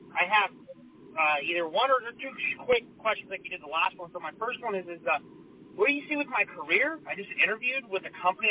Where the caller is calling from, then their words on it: California, United States; I'm calling from California